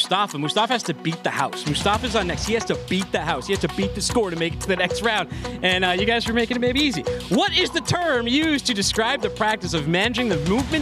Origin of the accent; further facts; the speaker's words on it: Boston, Massachusetts, United States; accent: Boston; my Boston accent